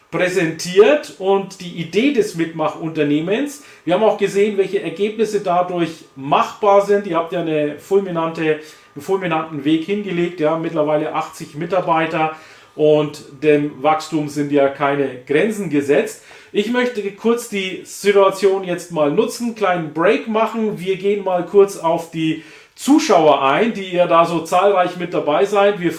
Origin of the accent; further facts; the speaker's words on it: Bavaria, Germany; Ich bin ja aus Franken, Nordbayern und Thüringen grenzt ja direkt